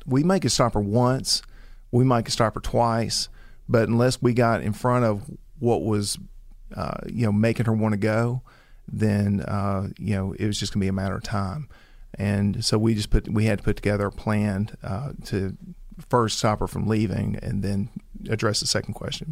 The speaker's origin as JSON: {"language": "English", "region": "the South", "country": "United States", "tie": "born or raised there", "said": "we grew up in the South, you know, as as Christians"}